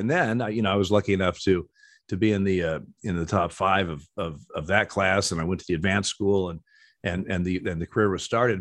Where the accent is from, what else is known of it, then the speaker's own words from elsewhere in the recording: Eugene, Oregon, United States; I was born in Eugene, Oregon.